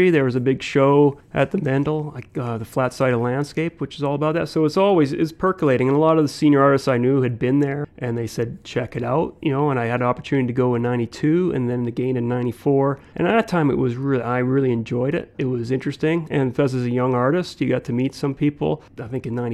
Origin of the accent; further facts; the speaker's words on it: England, United Kingdom; now in Canada; as a Canadian. It's not like Americans who will, you know, they become an American. Uh, you know, I've always considered like that was always there, the being English from England.